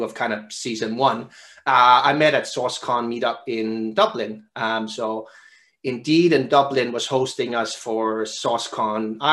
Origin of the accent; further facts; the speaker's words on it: Denmark; I found another Danish guy who studied at the same university as me from my hometown